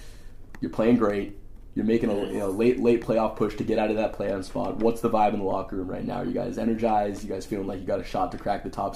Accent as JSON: {"language": "English", "town": "Los Angeles", "region": "California", "country": "United States", "tie": "born or raised there", "said": "the way that me and my friends were growing up in Los Angeles between the years of 2010 to 2015"}